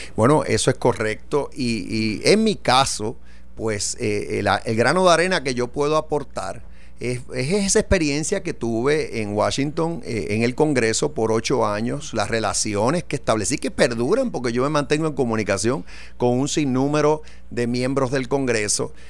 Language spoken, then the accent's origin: Spanish; Puerto Rico; todos somos puertorriqueños